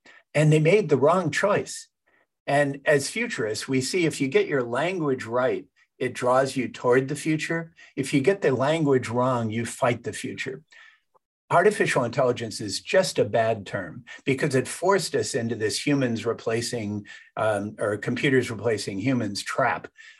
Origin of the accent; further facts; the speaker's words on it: California, United States; I grew up in Silicon Valley